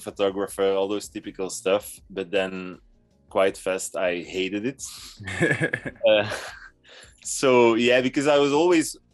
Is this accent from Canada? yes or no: no; Belgium; I'm from Belgium and I'm 32 years old